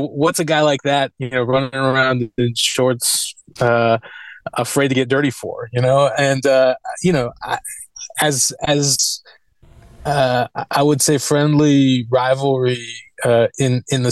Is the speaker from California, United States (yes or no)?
yes; Northern California, United States; also born or lived in Iran; I grew up in Northern California